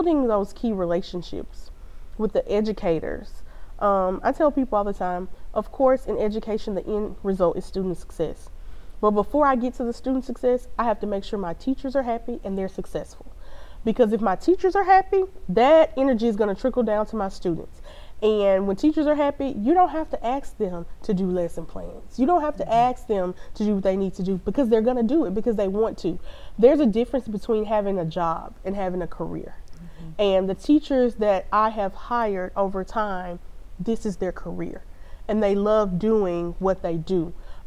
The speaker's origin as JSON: {"language": "English", "town": "Shreveport", "region": "Louisiana", "country": "United States", "tie": "born or raised there", "said": "I grew up in Shreveport-Bossier, but I grew up in Allendale Lakeside Community"}